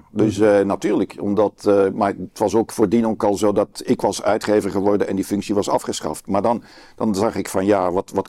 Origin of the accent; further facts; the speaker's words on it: Brussels, Brussels-Capital Region, Belgium; Want ik kom dan uit Brussel